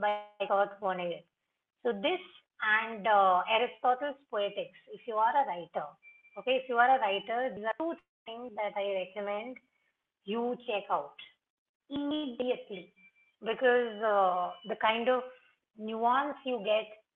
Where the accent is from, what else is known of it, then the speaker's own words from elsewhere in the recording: India; as an Indian living in India, dealing with brown skin, even if we are a predominantly brown country, I'm still given a lot of heck from family members